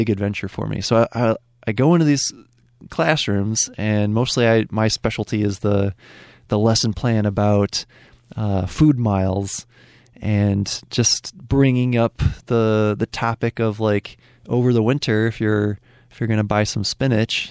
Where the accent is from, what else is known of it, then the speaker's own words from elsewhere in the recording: Ann Arbor, Michigan, United States; I grew up in Ann Arbor